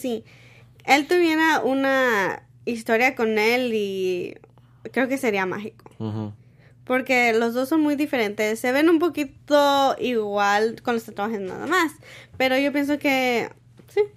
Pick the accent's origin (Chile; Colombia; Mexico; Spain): Mexico; now in San Diego, United States; yo como soy mexicana